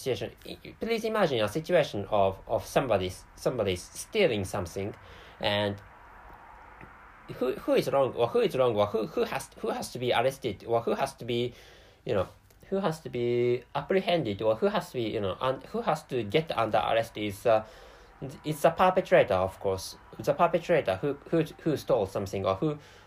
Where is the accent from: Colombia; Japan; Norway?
Japan; first language Japanese; English is a second language; sometimes I make many mistakes when speaking English. So, and of course, to start with, by the way, my mother tongue is Japanese.